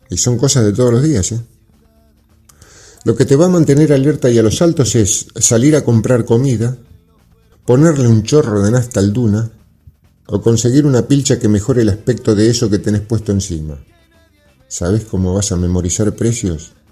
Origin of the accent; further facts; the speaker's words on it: Argentina; somos parte de la Argentina de los derechos sociales establecidos.